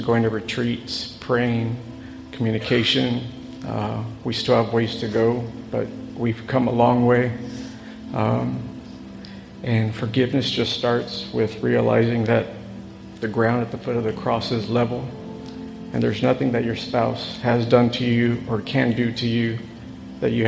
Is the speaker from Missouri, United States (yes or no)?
no; San Antonio, Texas, United States; we're from San Antonio, Texas